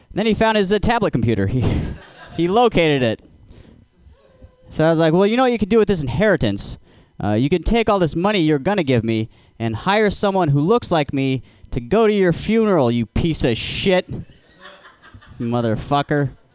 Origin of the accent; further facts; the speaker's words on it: Alaska, United States; I'm from Alaska